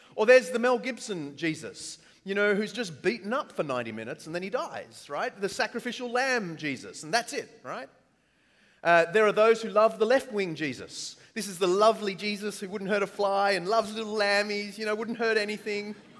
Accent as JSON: {"language": "English", "country": "Australia", "accent": "Australian", "said": "I'm Australian"}